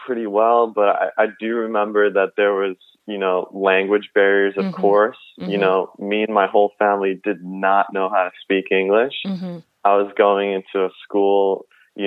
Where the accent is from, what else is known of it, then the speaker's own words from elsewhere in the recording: suburbs of Chicago, Illinois, United States; also born or lived in Kaunas, Lithuania; Me and my family moved to the suburbs of Chicago, and I grew up there for most of my childhood.